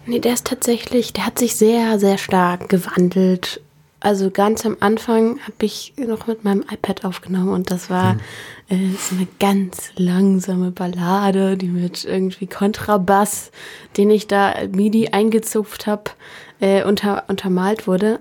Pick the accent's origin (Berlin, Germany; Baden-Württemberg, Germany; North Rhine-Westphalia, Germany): Berlin, Germany; ich komme aus Berlin. Ich bin in französisch Buchholz aufgewachsen.